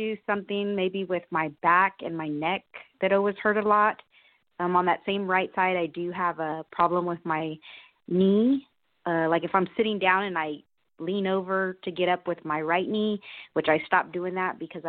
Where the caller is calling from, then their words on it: Austin, Texas, United States; From Austin, Texas.